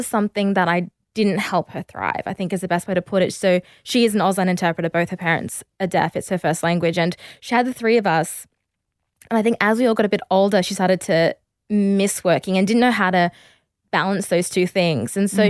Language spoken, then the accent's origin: English; Perth, Western Australia, Australia; I grew up in Perth and we moved around a lot because my dad is like just very restless and always wants to be somewhere new and do new things.